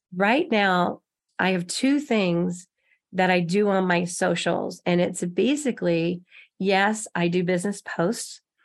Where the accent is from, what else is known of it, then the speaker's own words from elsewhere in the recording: Texas, United States; moved away as an adult; now in Kansas City, United States; I'm from Texas